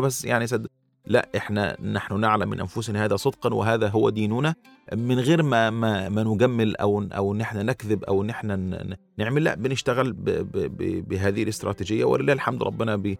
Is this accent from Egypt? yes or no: yes; Upper Egypt, Egypt; also born or lived in Rwanda; عندنا في الصعيد